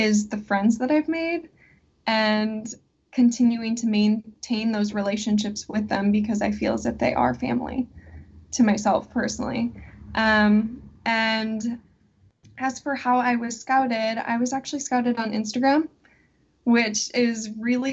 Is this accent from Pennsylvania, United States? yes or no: no; Fond du Lac, Wisconsin, United States; I am originally from Fond du Lac, Wisconsin. So it's a pretty small town.